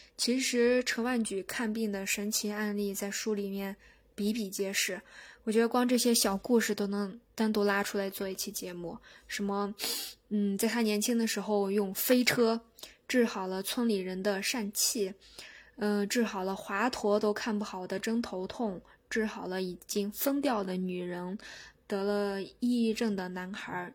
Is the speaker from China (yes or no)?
yes; China; 我们中国人